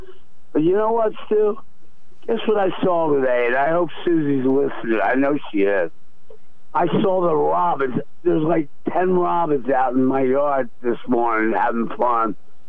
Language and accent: English; Philadelphia, Pennsylvania, United States; moved away; I'm a Nova fan because I grew up in Philly.